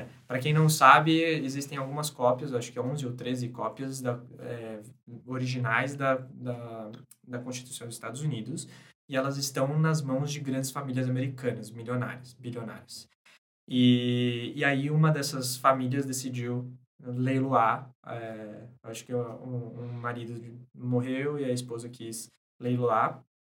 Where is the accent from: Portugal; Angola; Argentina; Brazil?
Brazil; sendo brasileiro